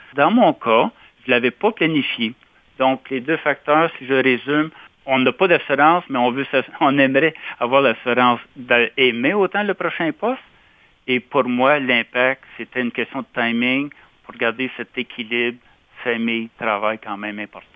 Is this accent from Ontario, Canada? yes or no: yes; Casselman, Ontario, Canada; J'ai été dans mon patelin, euh, dont à l'école secondaire de Castleman.